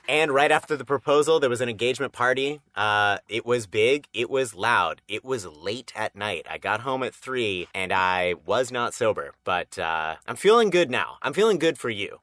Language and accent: English; Massachusetts, United States; my home state of Massachusetts